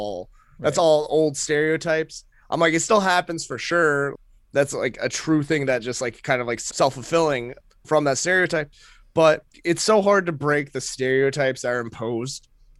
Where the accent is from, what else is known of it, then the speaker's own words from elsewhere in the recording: Maine, United States; I'm like, I'm Filipino, I'm also from Maine, and, like, everyone knows that about my set.